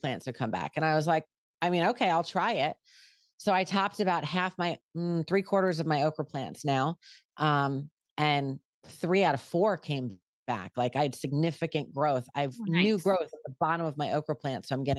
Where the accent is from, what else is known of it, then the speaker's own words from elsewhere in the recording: New York, United States; I'm a Yankee at heart. I'm from New York originally and I moved to the South.